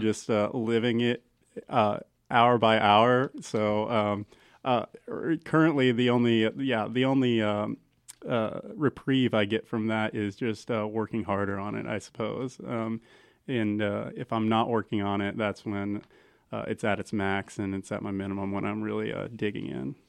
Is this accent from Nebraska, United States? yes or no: yes; Central City, Nebraska, United States; now in Kearney, United States; I'm originally from Central City, so a pretty small town, town of about three thousand